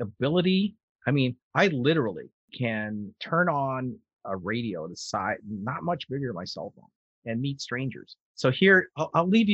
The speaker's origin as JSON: {"language": "English", "region": "California", "country": "United States", "said": "I am being a Californian"}